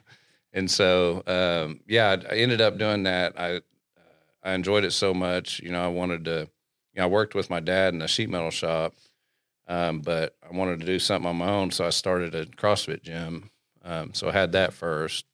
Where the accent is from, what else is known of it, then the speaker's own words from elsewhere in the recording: Glenpool, Oklahoma, United States; also born or lived in Southern Illinois; I'm from Glenpool. I graduated from Glenpool.